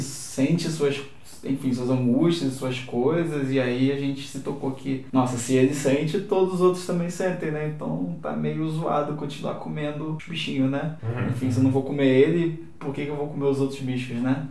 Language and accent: Portuguese; Rio de Janeiro, Brazil; moved away as an adult; eu não sou daqui, né? Sou do Rio